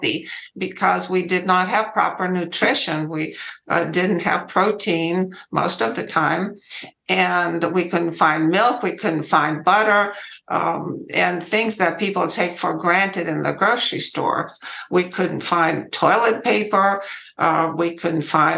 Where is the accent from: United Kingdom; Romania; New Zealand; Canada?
Romania; English is a second language; moved away as an adult; now in United States; I was born in Romania, and I lived there for 20 years.